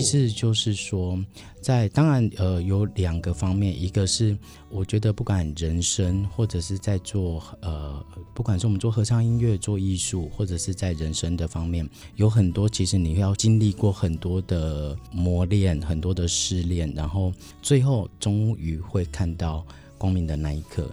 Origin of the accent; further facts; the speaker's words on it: Penghu County, Taiwan; moved away; 我的家乡在，呃 在，在澎湖。嗯。对，我的老家澎湖其实没有什么太多的光害